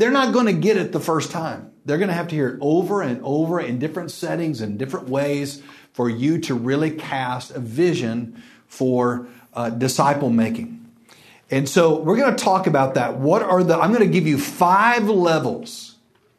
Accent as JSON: {"language": "English", "region": "West Texas", "country": "United States", "lives_now": "Dallas, United States", "said": "I'm from West Texas"}